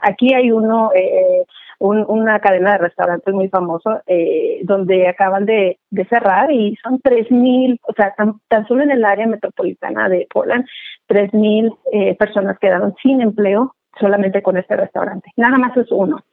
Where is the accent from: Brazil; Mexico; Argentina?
Mexico; Guadalajara, Jalisco; moved away as an adult; now in Portland, United States; soy originaria de Guadalajara, Jalisco. Ya tengo por acá, por este lado de, de Oregon, me siento más oregoniana. Este, tengo 23 años por acá.